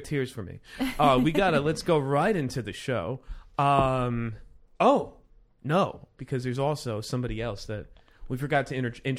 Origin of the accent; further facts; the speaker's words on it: Florida, United States; moved away as an adult; I grew up in Florida. I should be used to it, but yet... Thank God I haven't lived there in 6 years.